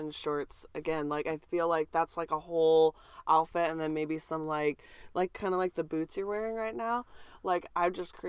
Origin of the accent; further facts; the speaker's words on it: United States; we're from America.